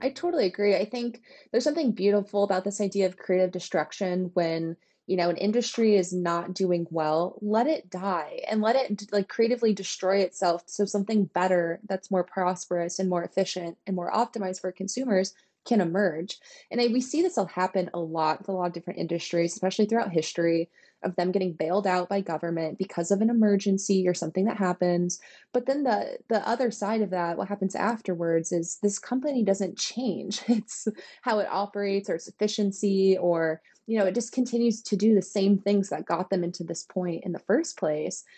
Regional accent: United States; as an American

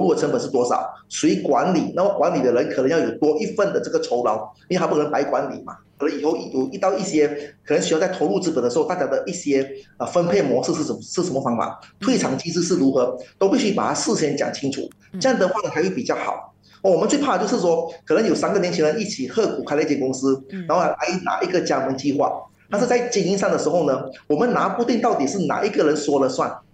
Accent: Malaysia; 我们马来西亚人

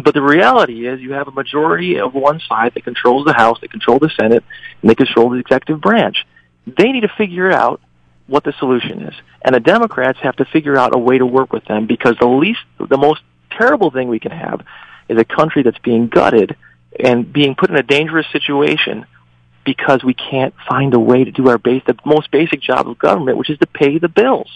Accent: Western New York, United States; also born or lived in China / Korea; I grew up here in Western New York on the Canal, one of seven

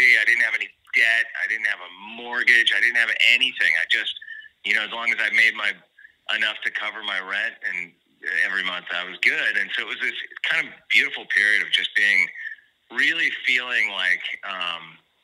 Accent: Santa Barbara, California, United States; also born or lived in Los Angeles; I grew up in Santa Barbara. I moved out down to L.A. first when I was like about 18.

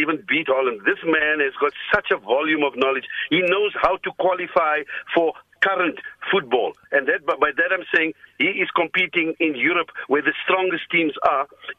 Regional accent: South Africa

